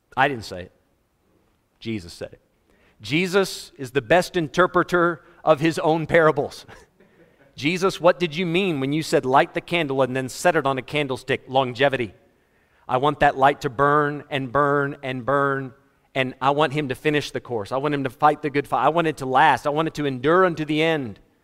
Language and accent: English; United States; moved away as an adult; also born or lived in Fort Worth, Texas / Florida / Malawi; growing up in America. I remember losing power twice. In the twenty-six years I was in America, I moved to Africa when I was twenty-six